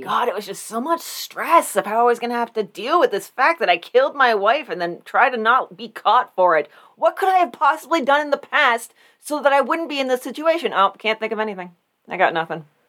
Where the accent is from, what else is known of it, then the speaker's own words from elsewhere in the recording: Warren, United States; General Joseph Warren, the man that my hometown is named after.